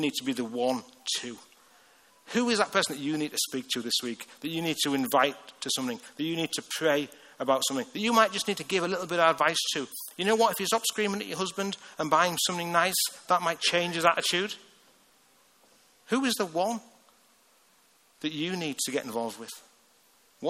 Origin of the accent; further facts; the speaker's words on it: Hartlepool, North East England, United Kingdom; That's where I'm from. I'm from Hartlepool, just north of the Tees.